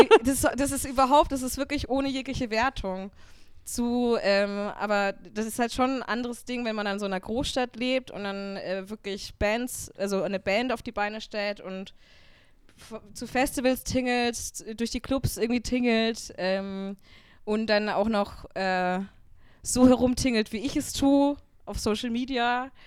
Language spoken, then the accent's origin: German; Upper Franconia, Bavaria, Germany; now in Munich, Germany; ich komme aus Oberfranken, aus einem ganz kleinen Dorf